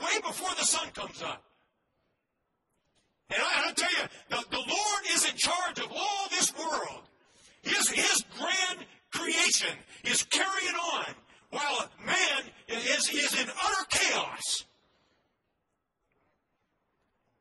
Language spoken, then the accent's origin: English; United States; as an American, I love my country